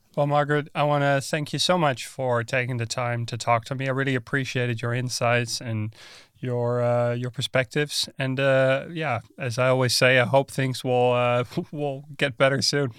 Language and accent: English; Netherlands; moved away; I'm from the Netherlands originally.